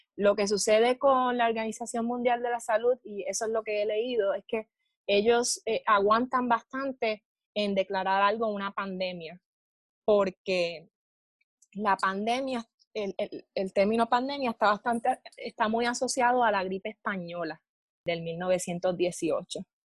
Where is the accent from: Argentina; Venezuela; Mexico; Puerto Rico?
Puerto Rico; Moca; moved away as an adult; also born or lived in Texas; now in Hawaii, United States; soy puertorriqueña del pueblo de Moca.